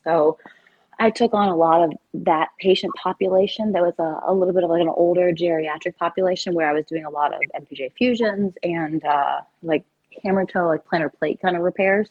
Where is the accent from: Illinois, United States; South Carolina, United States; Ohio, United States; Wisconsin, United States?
South Carolina, United States; moved away as an adult; also born or lived in Miami / Chicago; now in New Jersey, United States; I'm from South Carolina originally